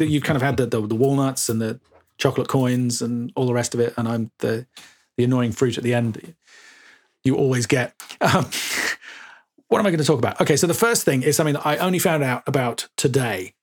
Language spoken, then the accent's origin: English; Suffolk, East of England, United Kingdom; I grew up in Suffolk